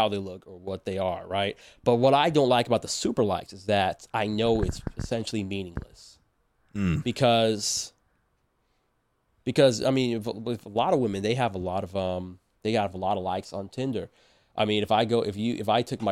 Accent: Southern California, United States; moved away as an adult; I'm from Southern California

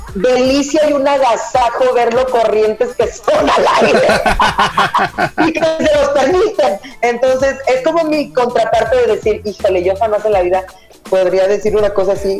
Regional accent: Mexico; como mexicanos

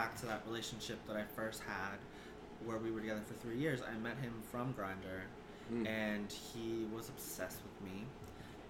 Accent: New Jersey, United States; also born or lived in Philadelphia; I grew up in like North Jersey, so like tri-state area

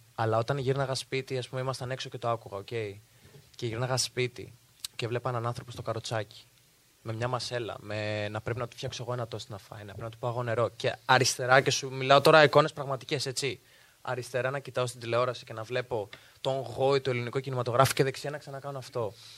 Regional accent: Heraklion, Crete, Greece; μεγάλωσα στο Ηράκλειο

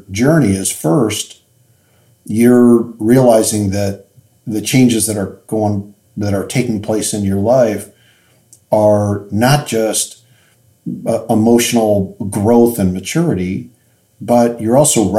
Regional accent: Chicago, Illinois, United States; moved away; I'm originally from Chicago

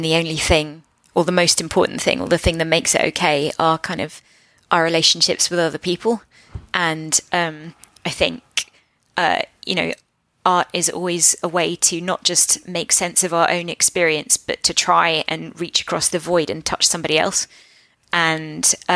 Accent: Portsmouth, South East England, United Kingdom; I grew up in Portsmouth

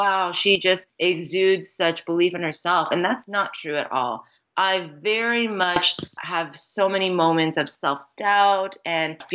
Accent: Los Angeles, California, United States; also born or lived in Queens, New York / New York City / Greensboro, North Carolina; raised in the San Fernando Valley of Los Angeles.

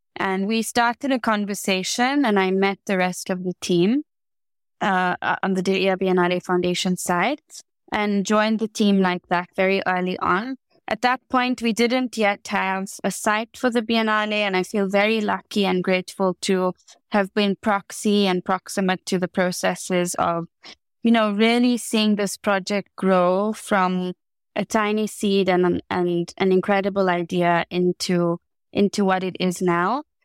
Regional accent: South Africa; growing up in the Rainbow Nation

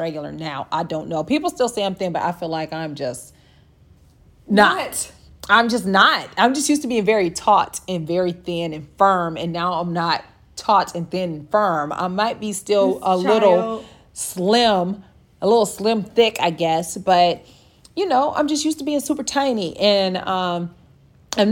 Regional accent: Akron, Ohio, United States; moved away; also born or lived in Atlanta; I'm from Akron

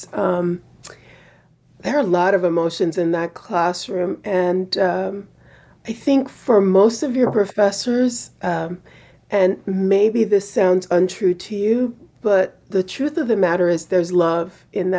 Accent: United States; I'm an American

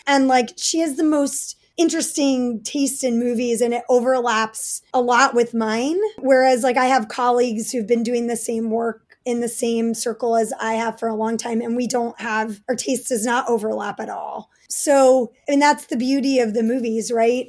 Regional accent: New York City, New York, United States; I grew up in Manhattan and Brooklyn

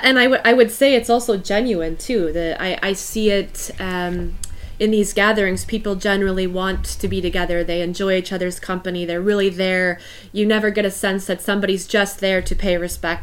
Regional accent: United States; as an American visiting Belgium for the first time

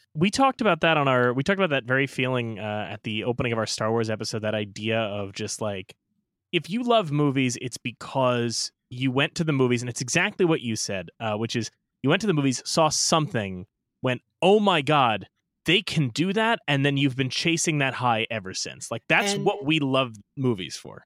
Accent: New York City, New York, United States; we're from Brooklyn

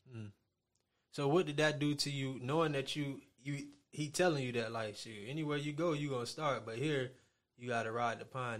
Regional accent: Miami, Florida, United States; I'm from Miami

